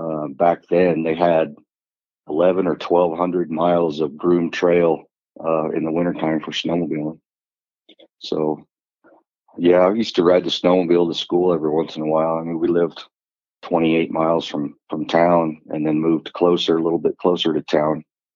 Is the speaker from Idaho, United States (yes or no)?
yes; Idaho, United States; moved away as an adult; also born or lived in Eastern Washington; I was born in Eastern Washington. And in 1980, we moved to Idaho to the family ranch and grew up there